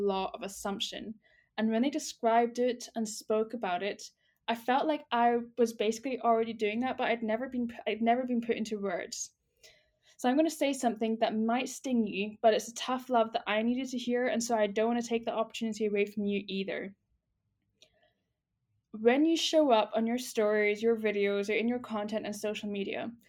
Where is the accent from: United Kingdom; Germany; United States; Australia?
United Kingdom; as a Brit